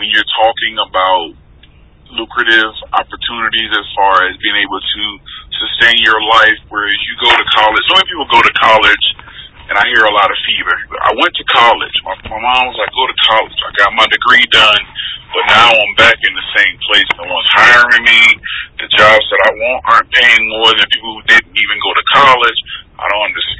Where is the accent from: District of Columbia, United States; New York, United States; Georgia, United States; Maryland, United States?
Georgia, United States; moved away as an adult; also born or lived in Virginia / Pensacola, Florida; Moved back to my home state of Georgia